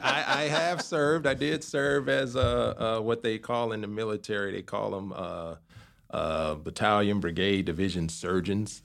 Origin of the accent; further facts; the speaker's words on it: Chicago, Illinois, United States; moved away as an adult; also born or lived in St. Louis, Missouri / Baltimore, Maryland / Washington State; now in Indianapolis, United States; I'm from Chicago, so from south side of Chicago, city boy